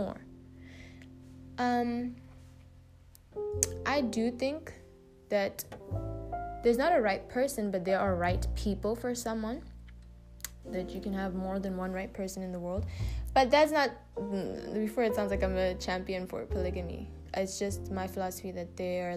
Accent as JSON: {"language": "English", "country": "South Africa", "tie": "born or raised there", "also_born_or_lived": "Uganda", "said": "I was born in South Africa and my mom is South African. And my dad is Ugandan"}